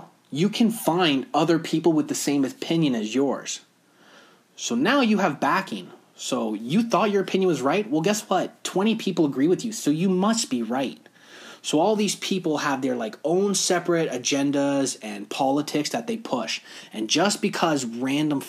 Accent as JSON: {"language": "English", "country": "Canada", "said": "us being Canadian"}